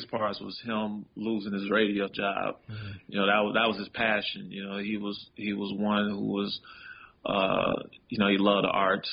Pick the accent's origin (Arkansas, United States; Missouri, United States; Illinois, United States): Illinois, United States; Chicago; Chicago was everything. You know, it's definitely who I am. You know, the way I talk, walk. You know, my accent